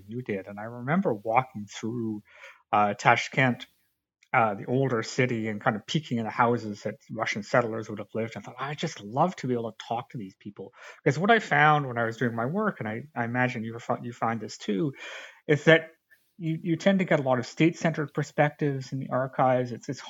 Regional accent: Canada; I grew up in Canada

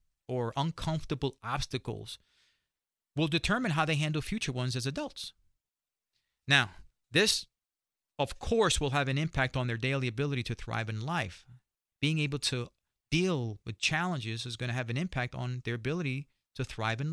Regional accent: New York, United States; being a New Yorker

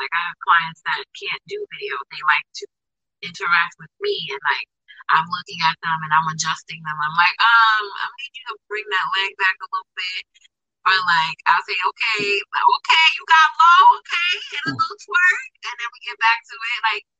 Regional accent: Queens, New York, United States; Oh, Queens. My goodness.

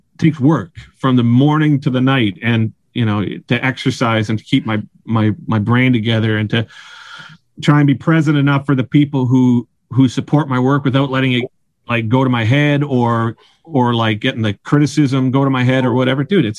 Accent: Surrey, British Columbia, Canada; now in Vancouver, Canada; was born and raised in Surrey, and I kind of, I think the thing is as well is for me, Vancouver is where I live.

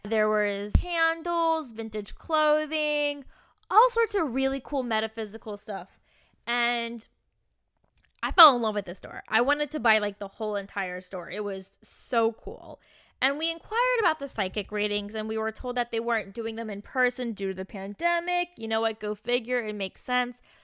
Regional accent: Virginia, United States; moved away; also born or lived in Kentucky / San Francisco; I was from Virginia, that I lived in Kentucky

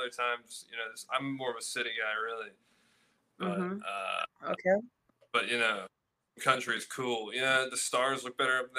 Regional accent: Charlotte, North Carolina, United States; now in Chapel Hill, United States; Where I'm from Charlotte, North Carolina.

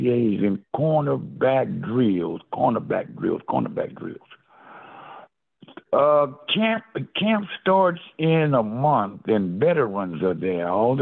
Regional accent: Texas, United States; I'm from Texas. I'm tough. Texans don't cry.

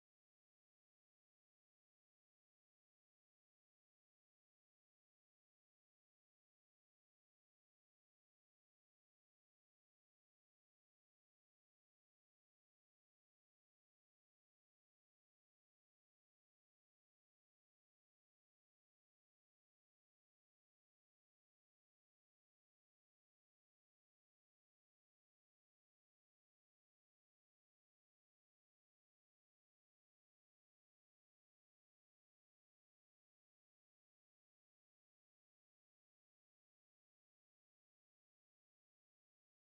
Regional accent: New York City, New York, United States; I was born in 1941 in Brooklyn, and I lived in the same apartment as my grandparents with my mother and father

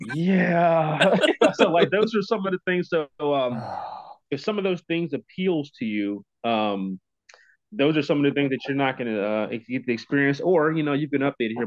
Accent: Kennett, Missouri, United States; I was born in Kennett, Missouri.

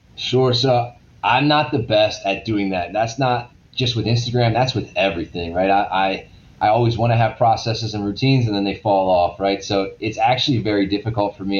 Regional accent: Maryland, United States; moved away; I'm originally from Maryland

